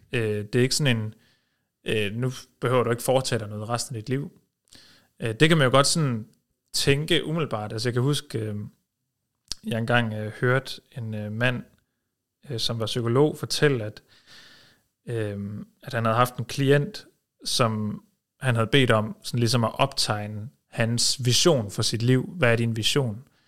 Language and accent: Danish; Norway; now in Denmark; jeg er født i Norge